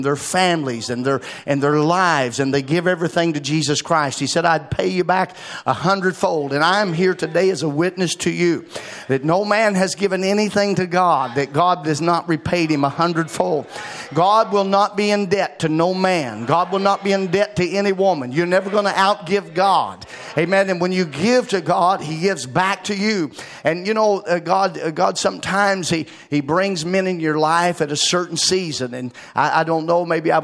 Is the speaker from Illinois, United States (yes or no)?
no; Arkansas, United States; moved away as an adult; now in Bluffton, United States; I moved from Arkansas to Ohio, away from my family and my home and everything that I knew